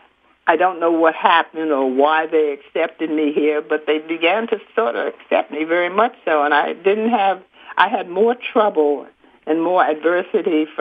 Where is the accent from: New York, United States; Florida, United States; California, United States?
New York, United States; New York City; moved away; also born or lived in Detroit / Philadelphia; I'm from New York. I was born in Harlem, in New York